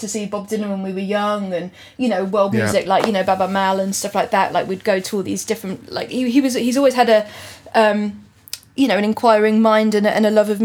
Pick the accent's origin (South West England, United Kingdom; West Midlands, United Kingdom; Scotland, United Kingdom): South West England, United Kingdom; Gloucester; moved away as an adult; now in London, United Kingdom; Originally, I was born in North London, and but then moved to Gloucester when I was like two or three or something, and then came back